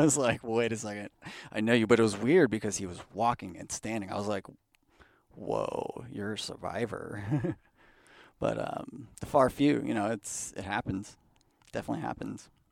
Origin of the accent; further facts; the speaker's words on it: Bay Area, California, United States; also born or lived in Pleasanton, California / Livermore, California / Fremont, California; I grew up in Pleasanton, pretty much, uh, but mostly throughout the Bay Area. We moved around, uh, you know, as a young child